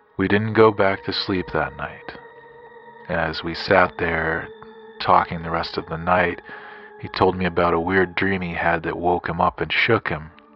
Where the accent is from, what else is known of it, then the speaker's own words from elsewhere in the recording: Grand Junction, Colorado, United States; I'm from Grand Junction, Colorado